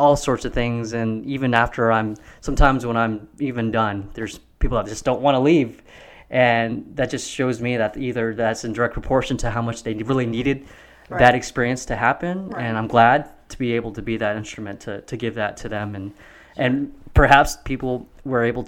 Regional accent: Mesquite, Texas, United States; Dallas County. I grew up in Mesquite. I went to Poteet High School

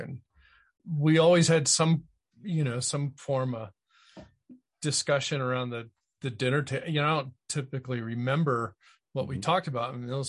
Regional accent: Connecticut, United States; I grew up in Connecticut.

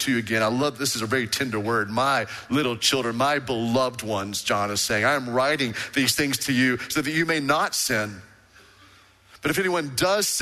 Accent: Waco, Texas, United States; I was born in Hillcrest Baptist Hospital, went to Baylor Baptist University

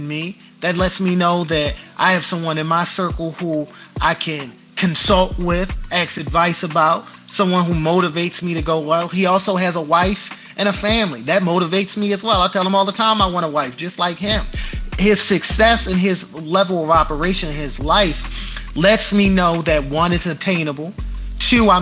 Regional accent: Baltimore, Maryland, United States; moved away as an adult; now in Dallas, United States; when I was home in Baltimore, my hometown

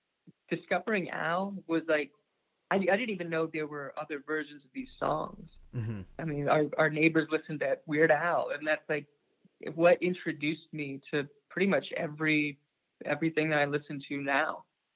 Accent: Wasilla, Alaska, United States; moved away; I grew up in Alaska. My dad was a dog musher. Both my parents were dog mushers.

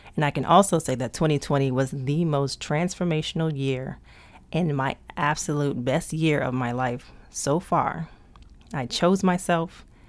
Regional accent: Prince George's County, Maryland, United States; I was raised in P G County, Maryland

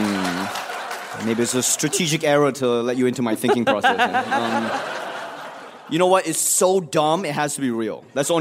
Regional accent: Singapore; also born or lived in Malaysia; now in United States; I grew up in Singapore.

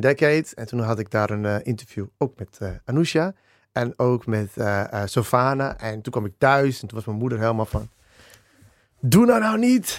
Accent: Dedemsvaart, Overijssel, Netherlands; also born or lived in Australia; wij zijn echt eh, opgegroeid in Dedemsvaart. in, in, ja, dat is in Overijssel

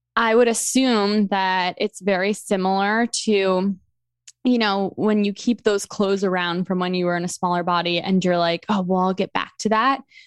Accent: New York, United States; moved away as an adult; also born or lived in Delaware; now in Philadelphia, United States; I grew up in New York

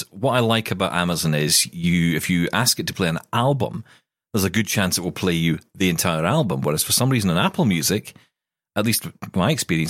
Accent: Glasgow, Scotland, United Kingdom; My hometown of Glasgow in Scotland

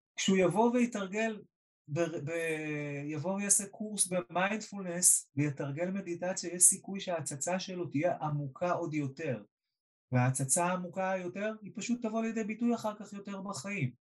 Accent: Israel

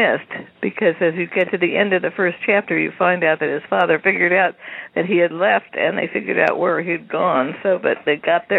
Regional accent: California, United States; I grew up in California

